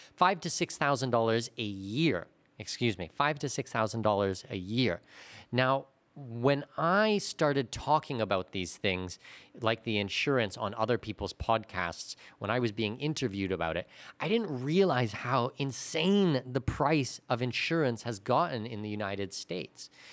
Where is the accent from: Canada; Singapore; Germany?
Canada; moved away as an adult; now in Panama; as a Canadian